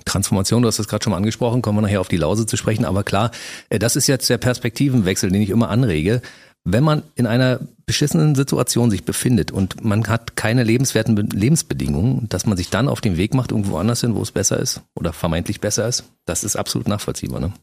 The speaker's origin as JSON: {"language": "German", "area": "Ruhr area", "region": "North Rhine-Westphalia", "country": "Germany", "tie": "born or raised there", "also_born_or_lived": "Aachen", "moved": "as an adult", "lives_now": "Cottbus, Germany", "said": "geboren im Ruhrgebiet, im südlichen Rand des Ruhrgebiets 1960"}